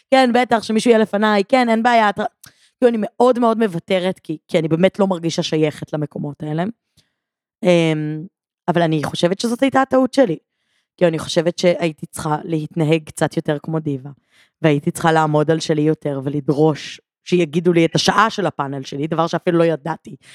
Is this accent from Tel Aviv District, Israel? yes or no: yes; Givatayim, Tel Aviv District, Israel